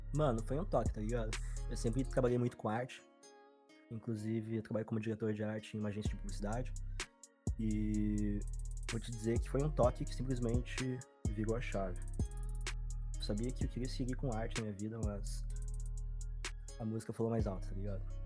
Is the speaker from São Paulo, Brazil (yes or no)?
no; Porto Alegre, Rio Grande do Sul, Brazil; sou daqui de Porto Alegre, Rio Grande do Sul